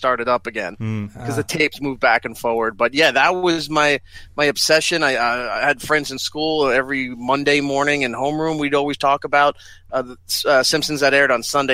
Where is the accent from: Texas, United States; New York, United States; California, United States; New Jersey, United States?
New York, United States; growing up in New York